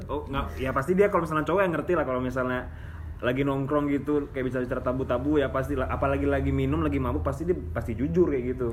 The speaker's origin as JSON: {"language": "Indonesian", "town": "Pekanbaru", "region": "Riau", "country": "Indonesia", "moved": "as an adult", "lives_now": "Yogyakarta, Indonesia", "said": "asal saya dari Pekanbaru saya kuliah di Jogja"}